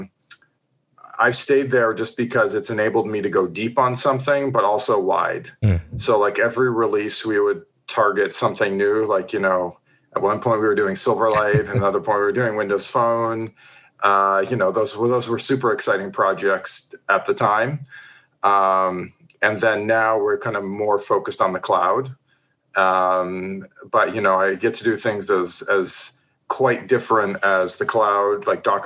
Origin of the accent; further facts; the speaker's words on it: Ontario, Canada; moved away as an adult; also born or lived in New Zealand; now in Seattle, United States; I'm a Canadian born and bred from Ontario